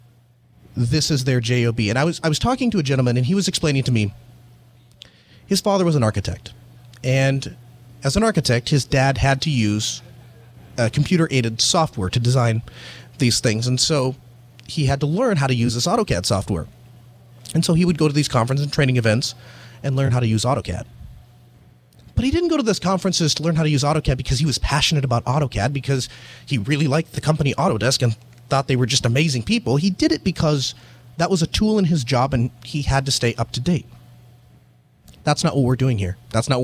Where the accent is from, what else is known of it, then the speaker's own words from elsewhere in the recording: North Dakota, United States; I'm from North Dakota